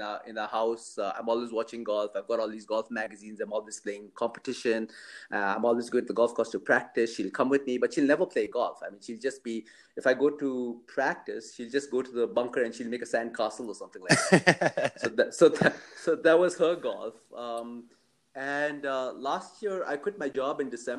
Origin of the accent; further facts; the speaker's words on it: India; moved away; also born or lived in Oman; I was brought up in India and I went to boarding school.